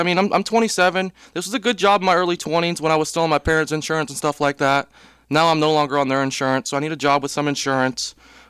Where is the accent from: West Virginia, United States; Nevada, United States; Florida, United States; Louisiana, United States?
Florida, United States; Tampa; I was born and raised in Tampa